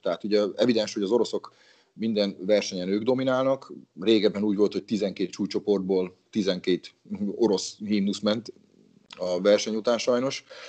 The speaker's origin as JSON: {"language": "Hungarian", "town": "Battonya", "region": "Békés", "country": "Hungary", "moved": "yes", "lives_now": "Szeged, Hungary", "said": "amatőr szinten fociztam egy kisvárosban, honnan származok Batonyáról"}